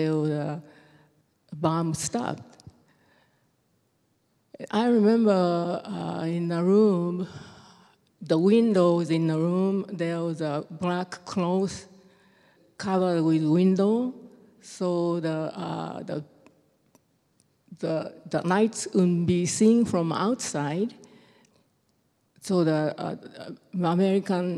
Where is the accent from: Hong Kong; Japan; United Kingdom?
Japan; Fukuoka; English is a second language; moved away as an adult; now in Anchorage, United States; I was born in Japan, Fukuoka, Japan, in August 1942